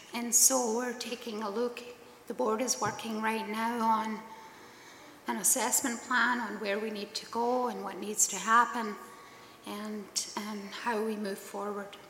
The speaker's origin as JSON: {"language": "English", "region": "Scotland", "country": "United Kingdom", "tie": "born or raised there", "moved": "yes", "lives_now": "Killarney", "said": "I'm Scottish, born and raised there."}